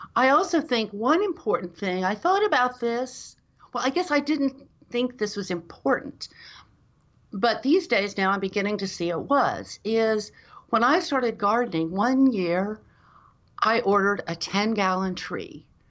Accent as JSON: {"language": "English", "town": "Dallas", "region": "Texas", "country": "United States", "tie": "born or raised there", "lives_now": "Austin, United States", "said": "I grew up in Dallas, Texas, in North Dallas"}